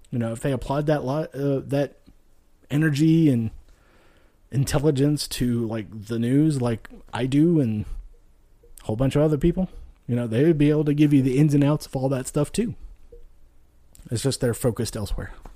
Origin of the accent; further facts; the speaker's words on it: Nevada, United States; moved away; also born or lived in Texas / Louisiana; I grew up out west in Nevada, you know, moved to Texas, Louisiana, lived in the South for, you know, quite a long time